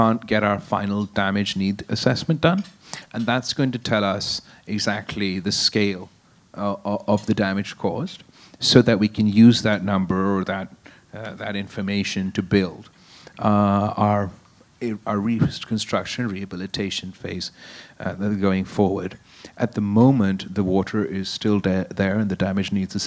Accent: Qambar Shahdadkot, Sindh, Pakistan; In my hometown of Sindh, in Kambarshu Dhatkot

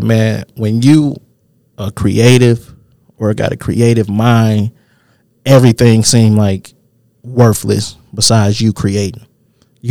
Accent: Detroit, Michigan, United States; I was young coming from Southwest Detroit. So, like, when I moved, I'm from West 7 Mile, like, specifically 7 Mile and Telegraph area.

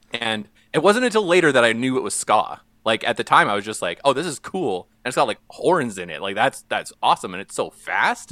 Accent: St. Paul, Alberta, Canada; when I was growing up in Saint Paul, which is a small town in northeastern Alberta.

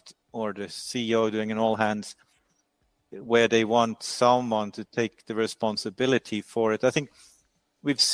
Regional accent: Norway; where I'm from in Norway

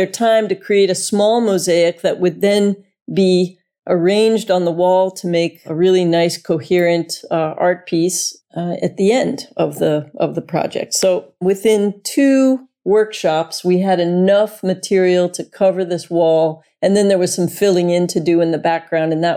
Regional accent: United States; moved away as an adult; also born or lived in Florida; now in Delft, Netherlands; I'm an American woman living in the Netherlands

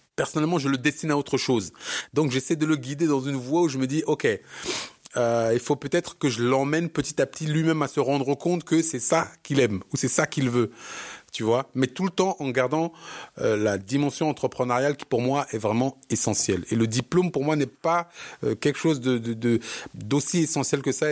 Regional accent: Bobigny, Île-de-France, France; On est tous de Bobigny

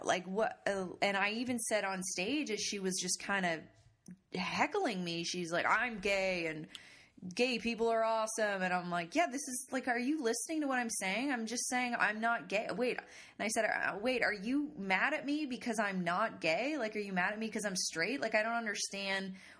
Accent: Canada; I'm Canadian

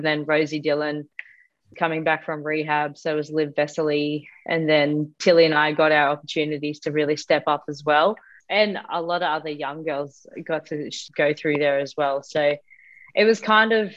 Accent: Queensland, Australia; moved away as an adult; now in Melbourne, Australia; originally I'm from Queensland. So I did it when I was playing up there. But when I came down to St Kilda

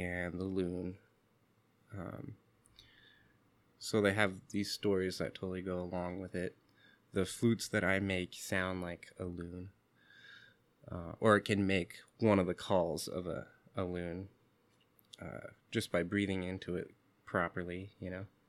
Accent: Seattle, Washington, United States; When I was younger, growing up in Seattle, where the communities are confusing and mixed, I didn't have much sense of my indigenous background.

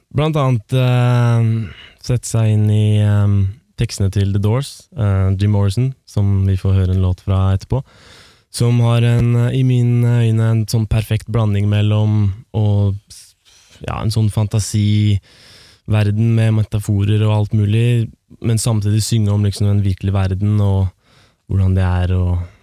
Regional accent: Romerike, Akershus, Norway; vi kommer fra Romerike

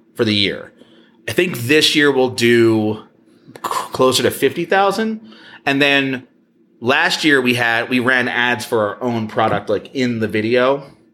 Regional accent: New Jersey, United States; I'm from Jersey

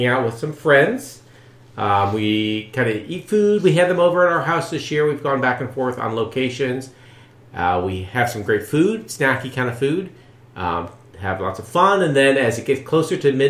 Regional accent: Pennsylvania, United States; growing up in Pennsylvania

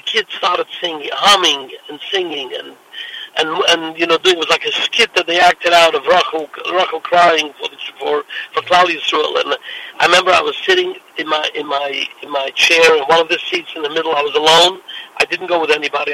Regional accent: New York City, New York, United States; I came from Williamsburg

